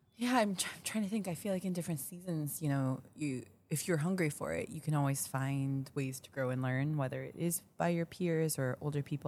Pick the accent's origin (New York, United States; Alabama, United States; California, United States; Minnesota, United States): Minnesota, United States; Minneapolis; moved away as an adult; also born or lived in Daegu, South Korea; now in Chicago, United States; I was born in Tegu, South Korea, uh, but I grew up in Minneapolis